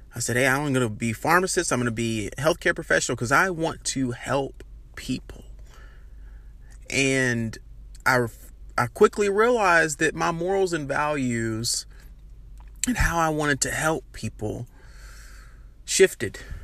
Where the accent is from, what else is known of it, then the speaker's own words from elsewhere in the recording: Birmingham, Alabama, United States; Born and raised in Birmingham, Alabama